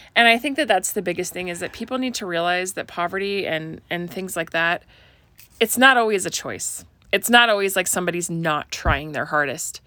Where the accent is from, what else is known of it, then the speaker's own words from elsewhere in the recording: Oregon, United States; moved away; I grew up in Oregon